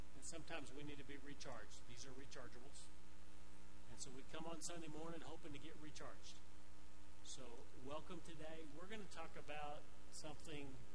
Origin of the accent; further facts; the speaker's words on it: Arkansas, United States; now in Pueblo West, United States; I grew up in Arkansas.